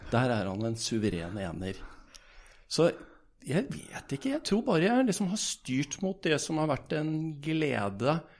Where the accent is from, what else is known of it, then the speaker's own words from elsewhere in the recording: Bergen, Vestland, Norway; moved away as an adult; now in Berlin, Germany; Eh, reiste til Berlin. Og hadde kone og en, en sønn hjemme i Bergen. Og grunnen til at jeg dro, var jo at det var ingenting å gjøre hjemme i Norge.